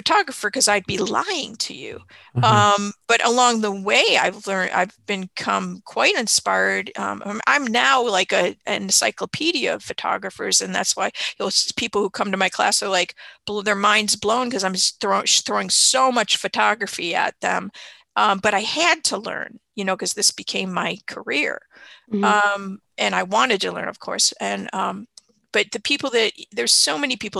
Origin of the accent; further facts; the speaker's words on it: Chicago, Illinois, United States; also born or lived in Miami; I moved from Miami to Chicago when I was six